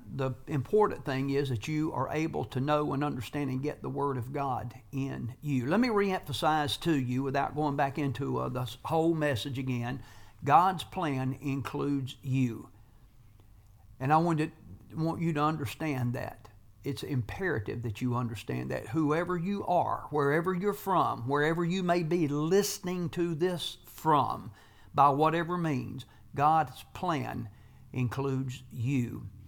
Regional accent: United States

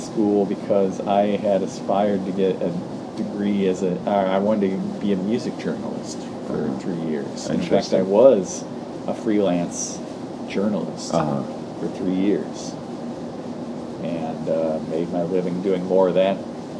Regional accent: St. Louis, Missouri, United States; now in New Orleans, United States; I'm from St. Louis.

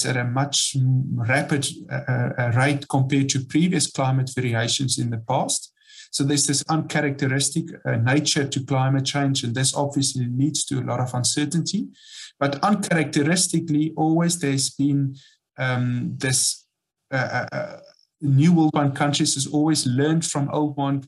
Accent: South Africa; moved away as an adult; now in Loire Valley, France; I'm from South Africa

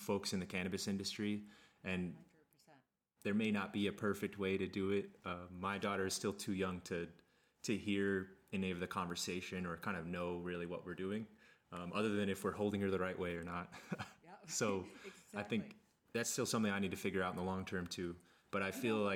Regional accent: Kansas, United States; I grew up in Kansas

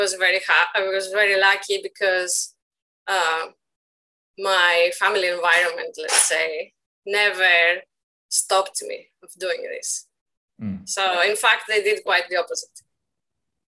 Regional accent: Athens, Attica, Greece; moved away as an adult; now in Sheffield, United Kingdom; I was born in Athens, Greece, in 1986, in a region of Attica called Agian Argyri. And I went to school there, and I lived there for 30 years until I moved to Britain in 2016

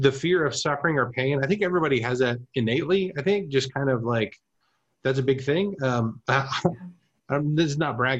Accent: Germany; moved away; I grew up in Germany

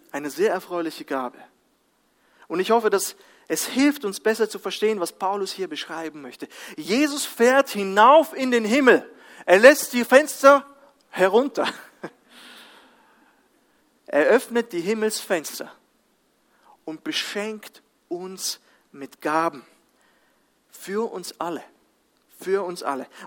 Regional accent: Kazakhstan; kam mir äh, ein anderes Bild aus meiner Kindheit in Kasachstan.

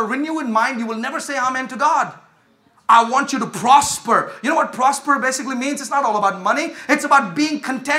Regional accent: India; now in United States; I come from India

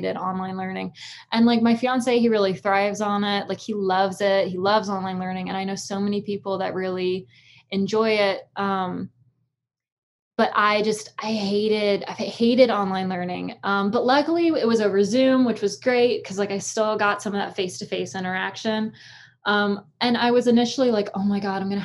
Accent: Florence, Alabama, United States; I grew up in Florence, Alabama

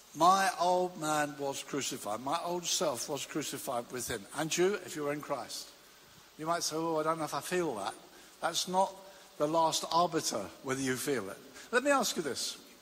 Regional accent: Brighton, South East England, United Kingdom; I used to commute from my hometown of Brighton to London every day

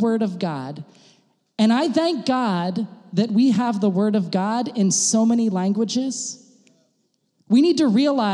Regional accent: United States; now in Germany; I'm an American

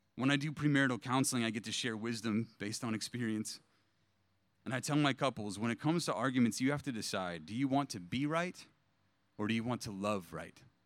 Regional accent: East Bay, California, United States; also born or lived in San Diego; I was born and raised in the East Bay

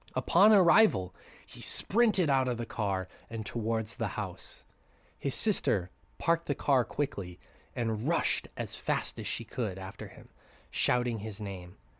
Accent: Great Falls, United States; moved away; back in Great Falls in my hometown

